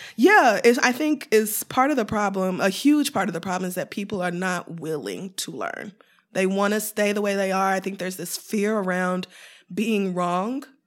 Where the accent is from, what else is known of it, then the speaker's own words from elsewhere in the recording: Oklahoma, United States; also born or lived in Louisiana; now in New York, United States; raised in Oklahoma, in a very conservative Christian home